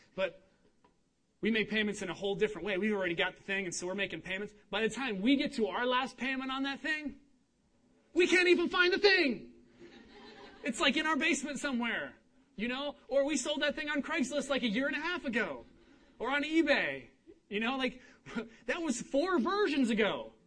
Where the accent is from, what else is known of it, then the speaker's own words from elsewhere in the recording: Cincinnati, Ohio, United States; moved away; I'm from Cincinnati, Ohio.